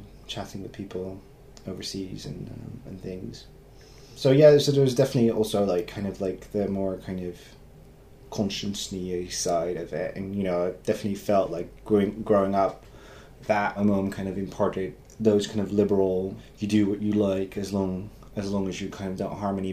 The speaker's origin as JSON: {"language": "English", "country": "Netherlands", "tie": "born or raised there", "second_language": "English", "moved": "yes"}